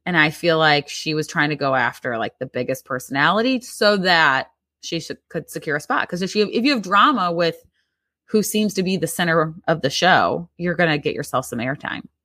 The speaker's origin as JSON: {"language": "English", "region": "Midwest", "country": "United States", "tie": "born or raised there", "said": "growing up in the Midwest"}